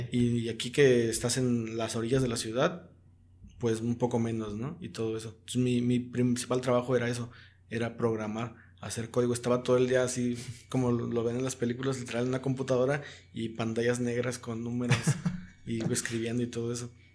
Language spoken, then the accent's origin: Spanish; Zihuatanejo, Guerrero, Mexico; como somos de Cihuatanejo